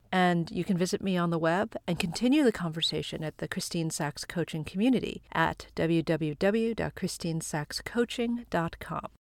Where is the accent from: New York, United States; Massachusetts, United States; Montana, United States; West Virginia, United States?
New York, United States; Long Island; now in Manhattan, United States; Growing up on Long Island and now living in Manhattan